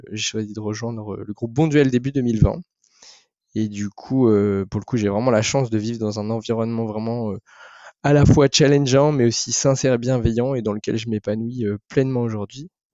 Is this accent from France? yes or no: yes; the North, Hauts-de-France, France; je suis originaire du Nord